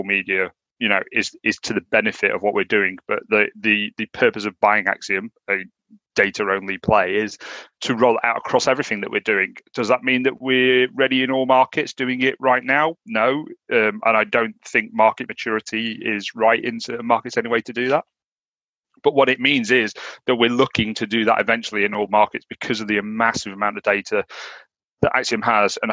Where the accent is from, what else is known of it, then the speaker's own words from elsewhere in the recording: United Kingdom; accent: Northern; my Northern accent.